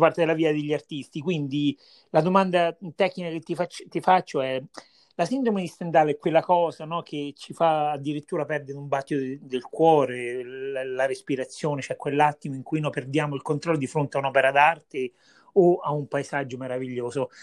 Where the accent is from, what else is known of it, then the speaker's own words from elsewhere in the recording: Viterbo, Lazio, Italy; sono di Vitebo, Viterbo